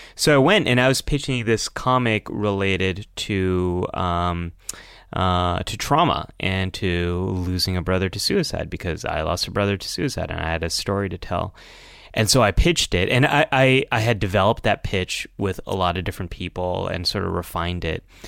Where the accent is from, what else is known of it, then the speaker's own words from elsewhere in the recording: United States; growing up in America is, um, always feeling a little bit different